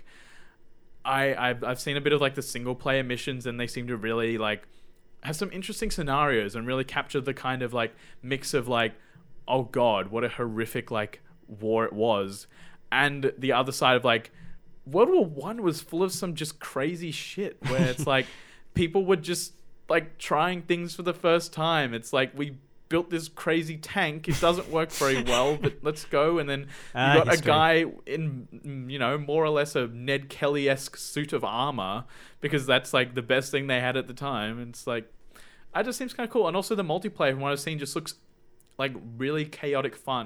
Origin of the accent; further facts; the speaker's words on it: Australia; I am Australian